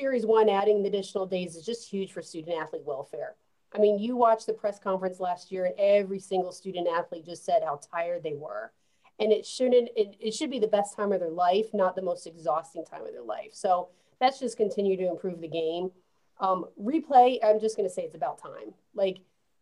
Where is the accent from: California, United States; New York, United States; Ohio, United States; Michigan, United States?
New York, United States; New York City; now in Columbia, United States; I'm a New Yorker